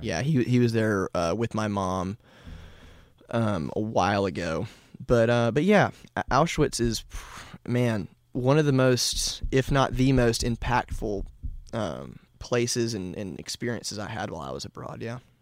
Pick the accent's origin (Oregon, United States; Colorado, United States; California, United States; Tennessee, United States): Tennessee, United States; Nashville; born and raised in Nashville.